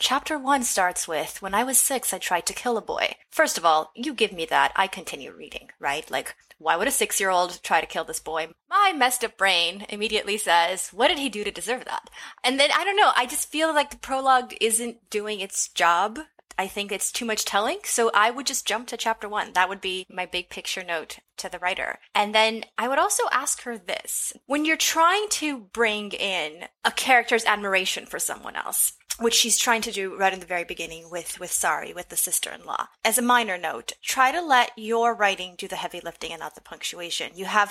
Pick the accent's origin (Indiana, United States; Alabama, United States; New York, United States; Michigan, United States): Michigan, United States; now in Texas, United States; Born and raised in Michigan, my writing contains a mix of Midwestern and Southern influences centered on the African-American experience.